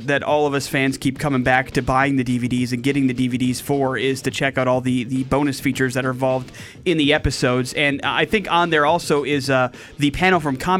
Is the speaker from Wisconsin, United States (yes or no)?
yes; Milwaukee, Wisconsin, United States; I grew up in and around like Milwaukee, Cudahy, West Allis, those particular areas.